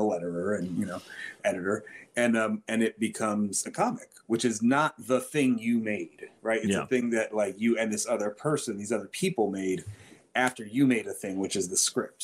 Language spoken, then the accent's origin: English; Detroit, Michigan, United States; moved away as an adult; also born or lived in New York; I'm from Detroit and I'm back in Detroit now